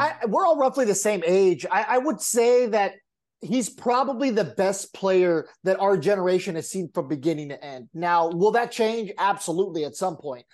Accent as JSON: {"language": "English", "town": "San Diego", "region": "California", "country": "United States", "tie": "born or raised there", "said": "growing up in San Diego, my dad being a Padres fan"}